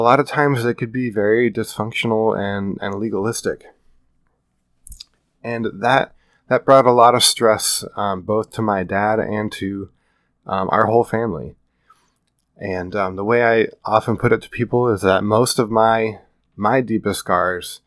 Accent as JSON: {"language": "English", "region": "Iowa", "country": "United States", "tie": "born or raised there", "moved": "as an adult", "lives_now": "California, United States", "said": "I grew up in the Midwest in the flatlands of Iowa. And I've lived in California for 7 years now"}